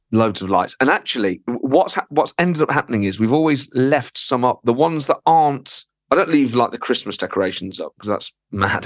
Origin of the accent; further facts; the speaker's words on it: Nottingham, East Midlands, United Kingdom; moved away as an adult; now in London, United Kingdom; I grew up in Nottingham, and then I moved to London about fifteen years ago